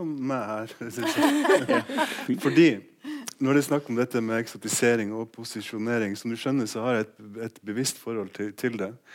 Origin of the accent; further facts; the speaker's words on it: Finnmark, Norway; jeg kommer fra Finnmark